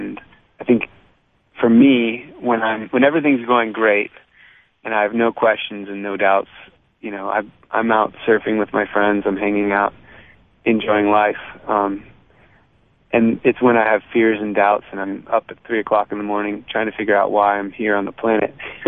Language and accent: English; California, United States; also born or lived in Boston, United States / Virginia, United States; So I was born in California, lived there for 5 years, then moved to Boston for 7 years and moved to Virginia for 4 years, then moved back to California, and then that kind of California always felt like home